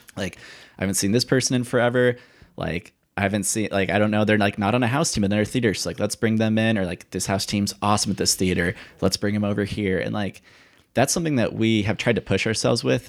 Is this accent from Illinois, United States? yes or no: no; Indiana, United States; I'm from Indiana